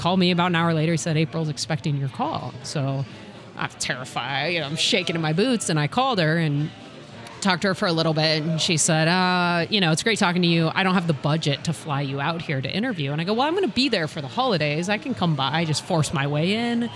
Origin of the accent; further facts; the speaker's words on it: Southern California, United States; moved away as an adult; also born or lived in Harvard, Massachusetts; now in St. Louis, United States; I'm not from St. Louis. I grew up in Southern California